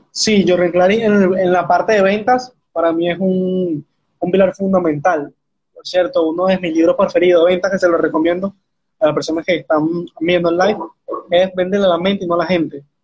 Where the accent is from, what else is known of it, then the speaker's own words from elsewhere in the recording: Venezuela; tengo 19 años, soy de Venezuela